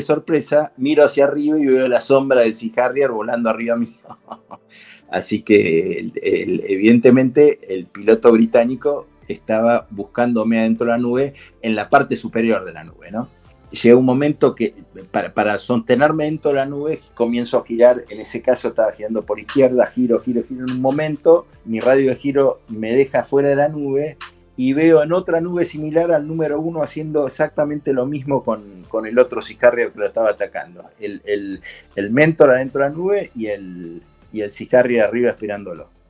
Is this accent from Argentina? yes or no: yes; Argentina